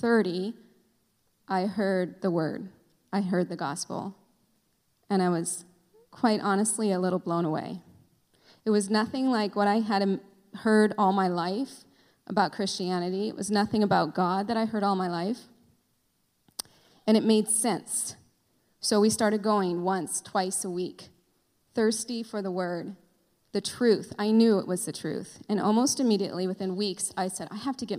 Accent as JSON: {"language": "English", "town": "Simi Valley", "region": "California", "country": "United States", "tie": "born or raised there", "said": "I grew up here in Simi Valley"}